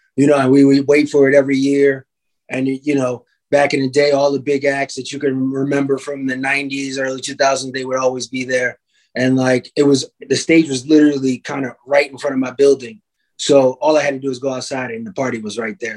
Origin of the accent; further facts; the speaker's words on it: New York, United States; now in Chicago, United States; I was born in New York, in Harlem, matter of fact. And um, every summer they used to have a thing called Harlem Week.